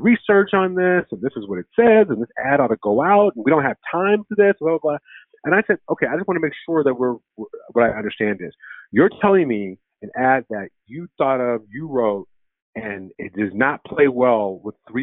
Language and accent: English; Michigan, United States; I'm from Michigan